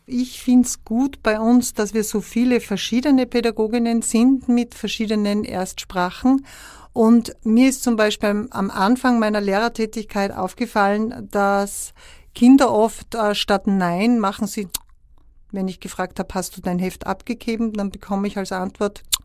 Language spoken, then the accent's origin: German; Upper Austria, Austria; auch auf Oberösterreichisch, wo ich herkomme